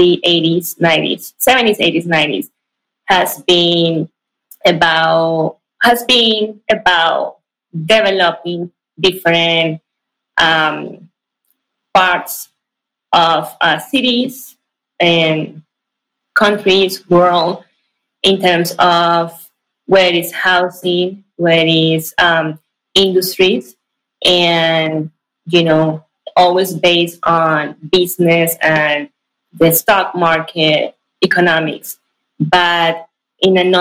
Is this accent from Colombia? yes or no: yes; Ibagué, Tolima, Colombia; moved away as an adult; also born or lived in Bogota, Colombia / California, United States; now in Silicon Valley, United States; Actually, I was born in Bogota, but I was definitely raised in Ibagué. It's a city in the center of Colombia